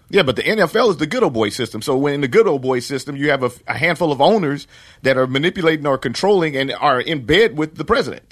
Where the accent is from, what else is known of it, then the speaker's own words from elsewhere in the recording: Los Angeles, California, United States; also born or lived in Gardena; when I grew up, part-time in Los Angeles